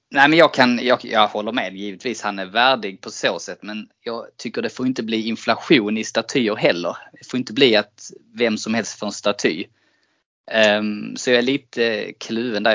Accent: Sweden; som svensk

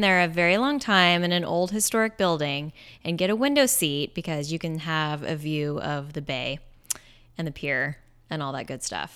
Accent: Bellingham, Washington, United States; I grew up in Bellingham, Washington

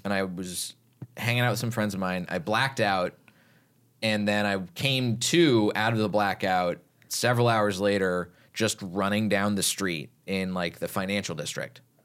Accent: Texas, United States; growing up in Texas

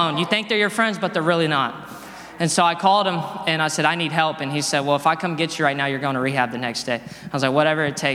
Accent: Dallas, Texas, United States; I'm from Dallas, Texas. I grew up there.

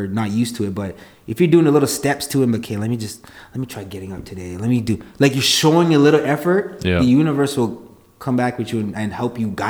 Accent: Calgary, Alberta, Canada; moved away as an adult; also born or lived in Toronto; I'm from Calgary

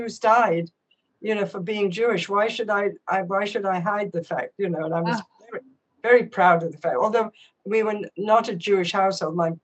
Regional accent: England, United Kingdom; moved away as an adult; I grew up in England

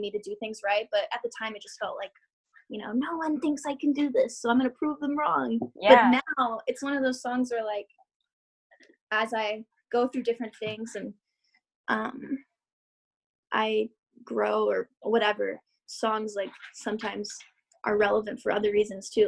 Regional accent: Georgia, United States; moved away as an adult; now in Florida, United States; I felt so disconnected from Georgia and from where I had grown up

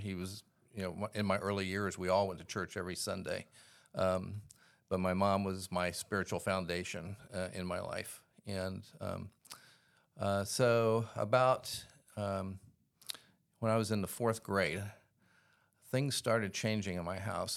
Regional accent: Columbus, Ohio, United States; I grew up in Columbus, Ohio in the 1950s

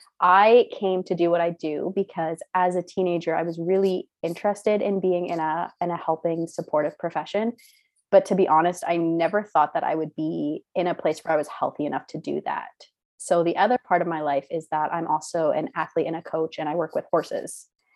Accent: Canada; also born or lived in Caribbean; I'm from Canada, but I grew up in the Caribbean on a really small island.

